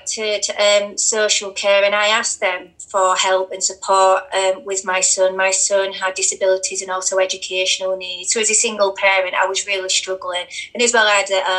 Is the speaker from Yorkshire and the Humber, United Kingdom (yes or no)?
yes; Rotherham, Yorkshire and the Humber, United Kingdom; there was over 1,400 children in my hometown